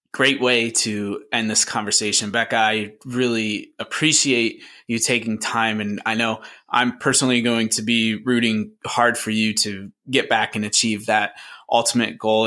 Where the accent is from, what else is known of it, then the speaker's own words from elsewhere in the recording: Syracuse, New York, United States; where I grew up in the Syracuse, New York area.